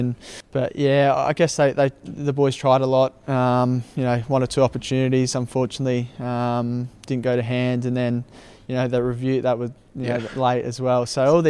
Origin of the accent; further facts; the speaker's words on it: Australia; Obviously, being Australian